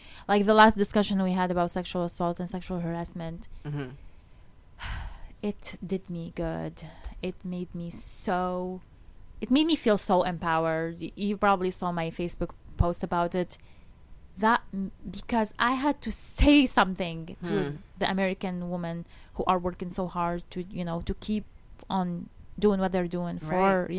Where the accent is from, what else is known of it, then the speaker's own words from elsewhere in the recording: Tunisia; now in Fort Wayne, United States; I'm from Tunisia